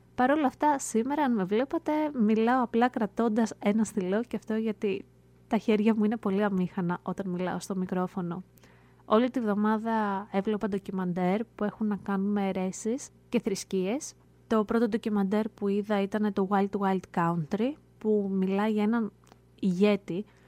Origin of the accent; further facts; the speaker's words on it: Greece; now in United States; Εμεί που μένουμε πολύ μακριά, ε, εμεί που είμαστε εδώ στην Αμερική